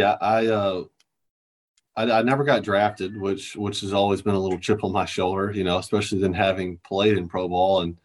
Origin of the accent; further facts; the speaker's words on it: Alabama, United States; Actually, I'm not from Australia at all. I'm from Alabama